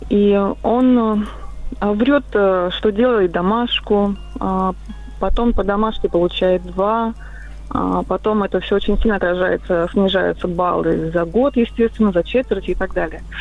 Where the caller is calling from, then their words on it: Moscow, Russia; я из Москвы.